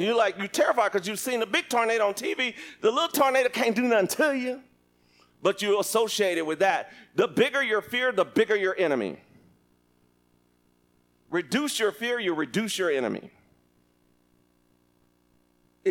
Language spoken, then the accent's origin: English; Lubbock, Texas, United States; I grew up in Lubbock, Texas